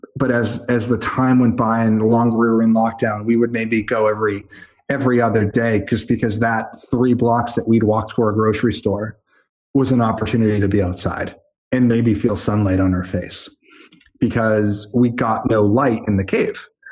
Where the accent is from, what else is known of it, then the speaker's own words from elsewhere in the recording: Methuen, Massachusetts, United States; moved away as an adult; also born or lived in Boston / Los Angeles / Spain; I'm 18 years of Methuen plus four years of Boston plus 10 years